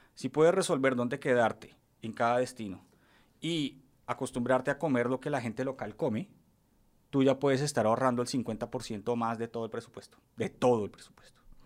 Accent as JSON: {"language": "Spanish", "region": "Bogotá", "country": "Colombia", "tie": "born or raised there", "also_born_or_lived": "Paris, France"}